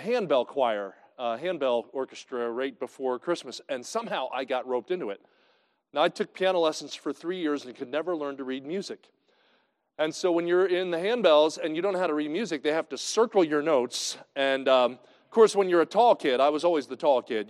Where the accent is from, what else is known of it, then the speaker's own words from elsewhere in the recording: New Jersey, United States; now in Kansas City, United States; I grew up in New Jersey